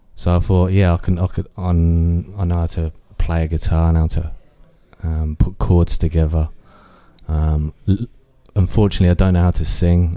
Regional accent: Northampton, East Midlands, United Kingdom; I was, um, born and raised in Kingsley, uh, Northampton

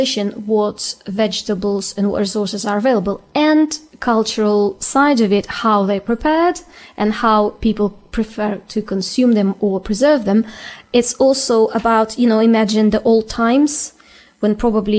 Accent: Ukraine; English is a second language; also born or lived in Russia; now in England, United Kingdom; I'm Ukrainian, but I was born in Russia

